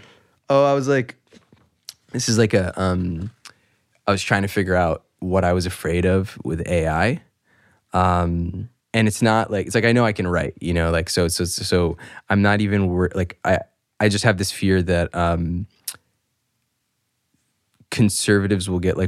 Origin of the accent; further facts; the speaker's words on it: New York, United States; It's like, yeah, I grew up in New York